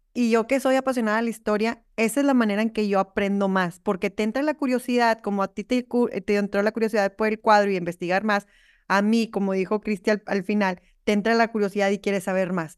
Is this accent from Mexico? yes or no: yes; Monterrey, Nuevo León, Mexico; yo soy, nosotros somos de Monterrey, bueno, yo soy de Monterrey